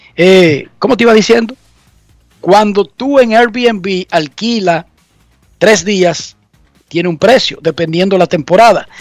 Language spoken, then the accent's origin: Spanish; Dominican Republic; moved away as an adult; now in United States; Nosotros los dominicanos